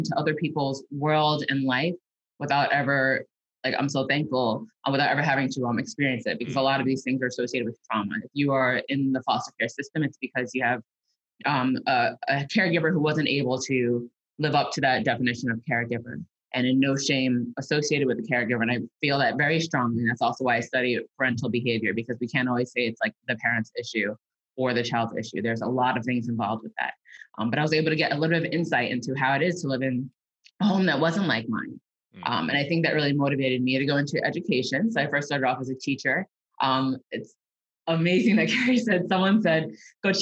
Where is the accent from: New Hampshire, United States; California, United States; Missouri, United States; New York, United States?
New York, United States; New York City; I am a New Yorker through and through, born and raised